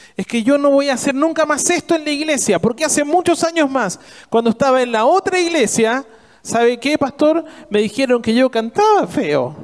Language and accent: Spanish; Argentina